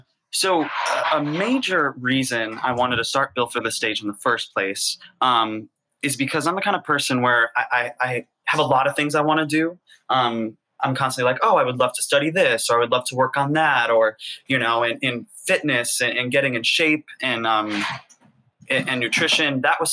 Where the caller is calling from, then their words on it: New York City, New York, United States; I am in Harlem, New York City.